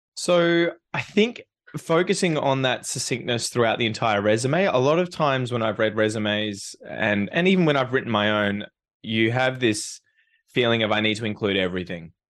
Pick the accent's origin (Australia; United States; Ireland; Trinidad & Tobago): Australia; as an Australian